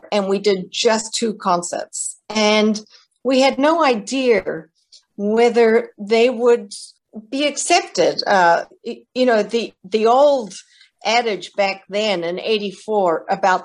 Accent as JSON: {"language": "English", "country": "New Zealand", "moved": "as an adult", "lives_now": "United States", "said": "I'm from New Zealand originally. I came to America to study at Yale University"}